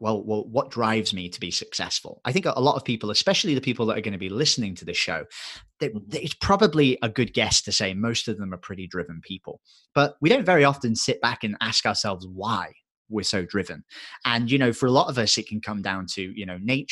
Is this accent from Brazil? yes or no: no; England, United Kingdom; accent: English; my English accent gets thicker